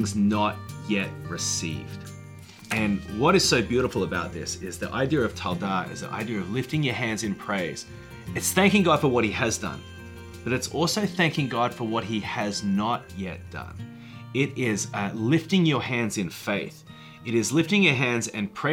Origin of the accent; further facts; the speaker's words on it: Australia; moved away as an adult; now in Nashville, United States; I'm from Australia, and I moved to the United States in 1998